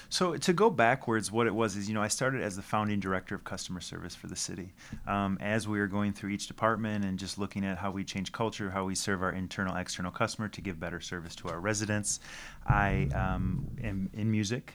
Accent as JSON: {"language": "English", "town": "Detroit", "region": "Michigan", "country": "United States", "tie": "born or raised there", "also_born_or_lived": "Farmington Hills", "said": "I grew up on Schaefer and Finkel on the west side of Detroit"}